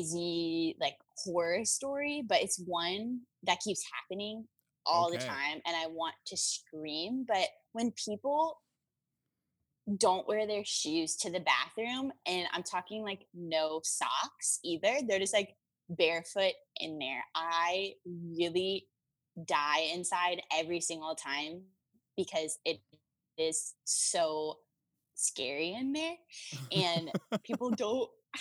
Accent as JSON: {"language": "English", "region": "North Carolina", "country": "United States", "said": "I am from North Carolina"}